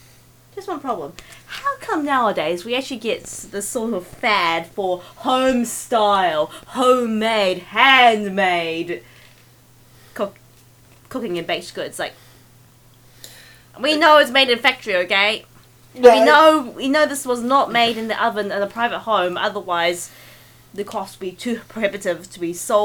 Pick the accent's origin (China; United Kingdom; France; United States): China; accent: Chinese; English is a second language; Yes, just as I mentioned a Dr. Kiwi accent, so I won't be made fun of for my Chinese accent.